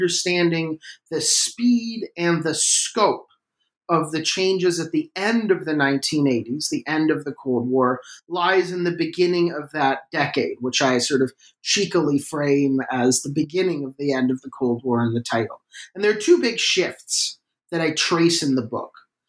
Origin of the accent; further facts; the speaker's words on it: Canada; which is that I'm Canadian.